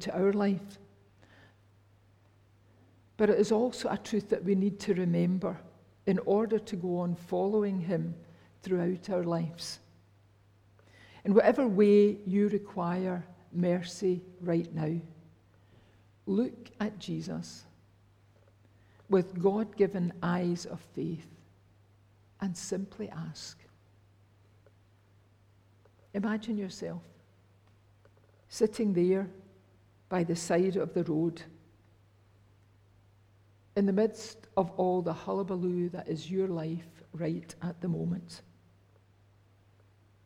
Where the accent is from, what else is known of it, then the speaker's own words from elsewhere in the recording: Rutherglen, Scotland, United Kingdom; I was brought up in Fernhill and Cathkin Church in Rutherglen